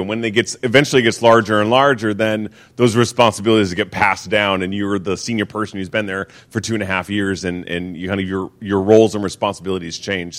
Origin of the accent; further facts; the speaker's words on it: Seattle, Washington, United States; moved away as an adult; I'm originally from Seattle. I moved down here in 2010.